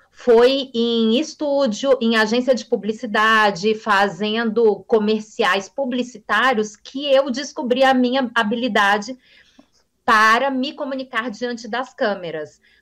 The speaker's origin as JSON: {"language": "Portuguese", "town": "Brasília", "region": "Federal District", "country": "Brazil", "said": "Eu trabalhei em São Paulo, eu sou de Brasília, eu estou aqui em Brasília, mas eu trabalhei como modelo inicialmente em São Paulo, dos 14 aos 20 anos"}